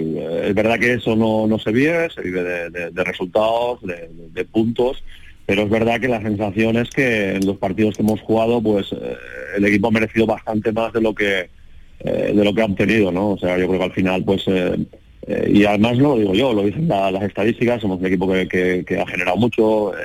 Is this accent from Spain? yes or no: yes; Valencian Community, Spain; moved away as an adult; also born or lived in Jerez de la Frontera, Andalusia; casi había pasado más años en, Andalucía que, prácticamente en mi Valencia Natal